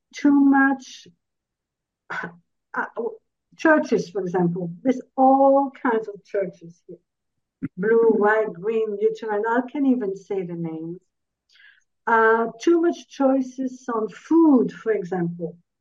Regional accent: Belgium; English is a second language; now in Texas, United States; I'm originally from Belgium. I moved in uh, 1982 to Texas with my family.

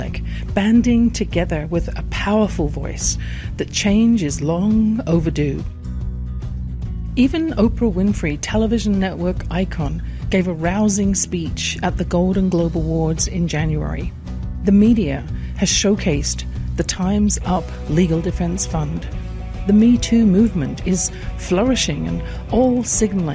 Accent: England, United Kingdom; I grew up in England in a house with a flow of negative comments from my father

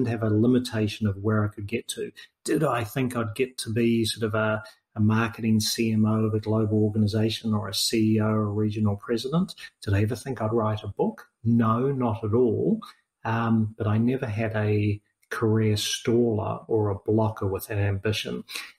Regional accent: New Zealand; now in Australia; So I'm a New Zealander originally, even though I live in Australia.

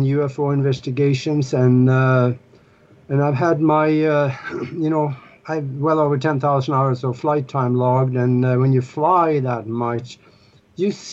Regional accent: Norway; moved away as an adult; now in United States; Born and raised in Europe, in Northern Europe, up in Norway, where we have polar bears for pets

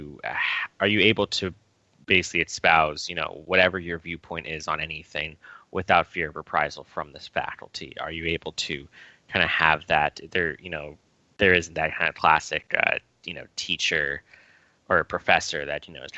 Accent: New York, United States; I grew up in New York.

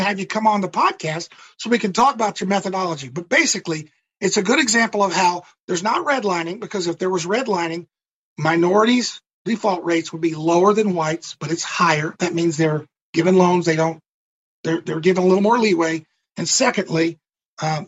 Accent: Mississippi, United States; moved away; I'm originally from Mississippi

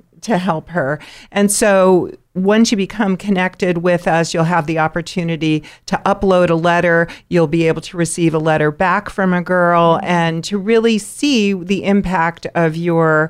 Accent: New York, United States; growing up in New York with my family

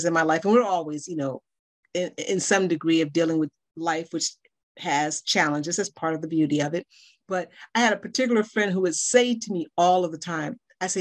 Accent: Chicago, Illinois, United States; now in Baltimore, United States; I'm from Chicago. Currently in Baltimore, Maryland area, though.

